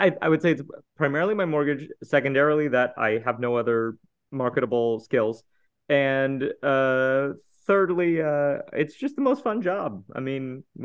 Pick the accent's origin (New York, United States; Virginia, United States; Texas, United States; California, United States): Texas, United States; Houston; I grew up in Houston, Texas